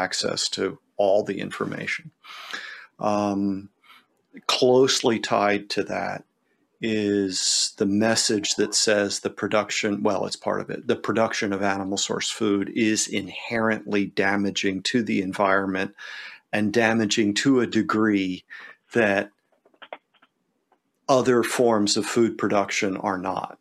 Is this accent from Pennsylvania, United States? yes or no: yes; Pennsylvania, United States; growing up in Pennsylvania, you know, the great big old barns